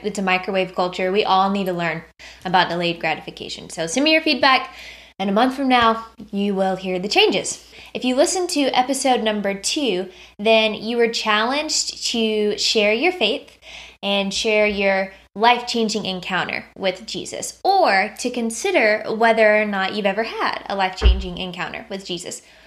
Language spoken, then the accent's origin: English; United States; as an American